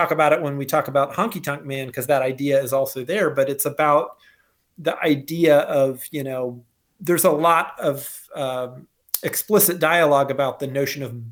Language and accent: English; North Carolina, United States; moved away; I'm from North Carolina originally, so I'm half redneck myself.